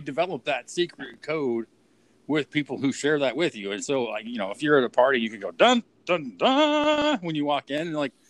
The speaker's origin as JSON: {"language": "English", "town": "Pine Creek", "region": "California", "country": "United States", "tie": "born or raised there", "said": "where I grew up in Pine Creek, just south of town."}